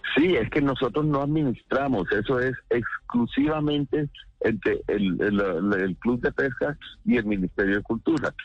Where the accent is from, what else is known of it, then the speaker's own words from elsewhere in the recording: Costeño, Caribbean Region, Colombia; pensando como costeño